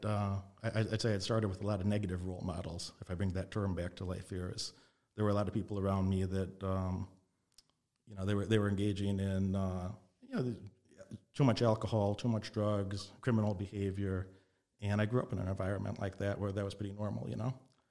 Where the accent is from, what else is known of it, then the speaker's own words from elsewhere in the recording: Illinois, United States; also born or lived in Las Vegas, Nevada; I was raised in Illinois, in Nevada, back and forth in Las Vegas and Illinois a lot of my childhood.